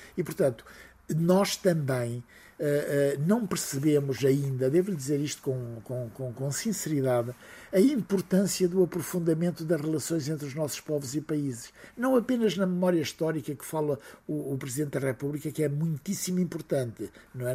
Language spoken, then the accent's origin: Portuguese; Portugal